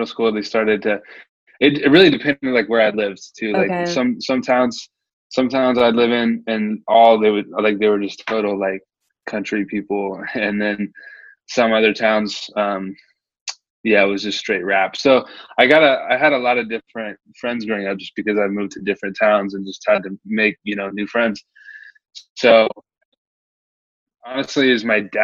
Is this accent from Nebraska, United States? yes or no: yes; Nebraska, United States; now in Omaha, United States; I was born and raised in Nebraska. I actually moved around a lot, but I never left Nebraska